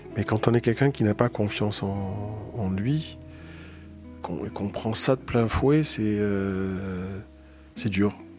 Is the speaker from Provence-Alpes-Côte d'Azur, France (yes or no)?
yes; Marseille, Provence-Alpes-Côte d'Azur, France; moved away as an adult; now in Paris, France; J'habite à Paris. Je viens de Marseille, où j'ai passé les 20 premières années de ma